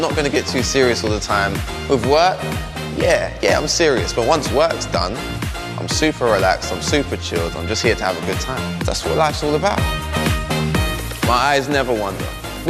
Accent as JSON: {"language": "English", "region": "London", "country": "United Kingdom", "said": "I'm 24, I'm from London"}